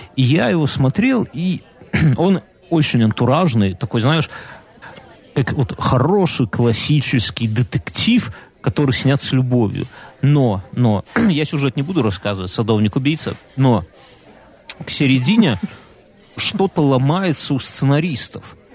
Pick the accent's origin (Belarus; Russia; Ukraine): Belarus; мы белорусы. Я ему как белорус белорусу говорю